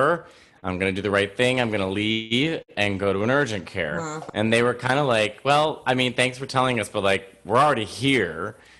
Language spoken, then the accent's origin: English; New York City, New York, United States; I'm a New Yorker.